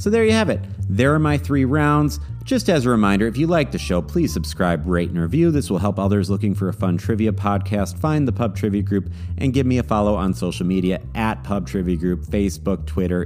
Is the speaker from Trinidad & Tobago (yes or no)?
no; Wisconsin, United States; Milwaukee, Wisconsin, my home state